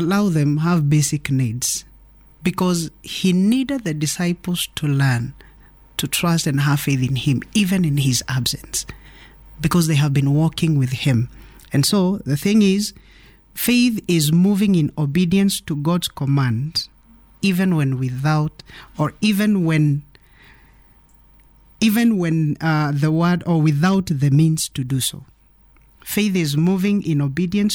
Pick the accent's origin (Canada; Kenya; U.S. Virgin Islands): Kenya; I'm Kenyan